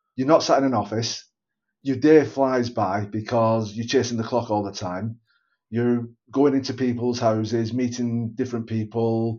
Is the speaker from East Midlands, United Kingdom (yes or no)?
no; Bolton, North West England, United Kingdom; Born and bred in Bolton, still live in Bolton